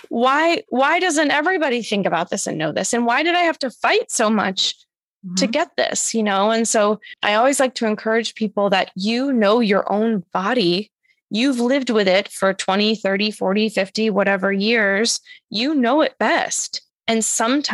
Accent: Massachusetts, United States; moved away as an adult; now in New York City, United States; my hometown of Massachusetts and I've been in New York City

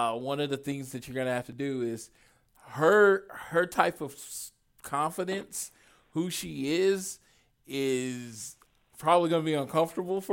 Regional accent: Oklahoma City, Oklahoma, United States; 5, 6, 7-year-old … growing up in Oklahoma City, Oklahoma

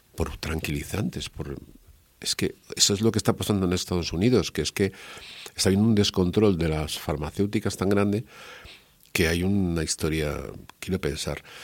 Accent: Spain; soy un periodista español

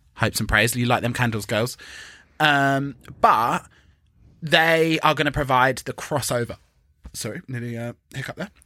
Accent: England, United Kingdom; But the fact that we're English

